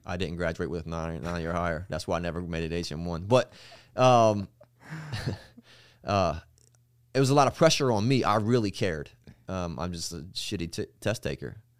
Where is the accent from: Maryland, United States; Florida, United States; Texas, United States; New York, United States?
Maryland, United States; Eastern Shore; I'm from Maryland.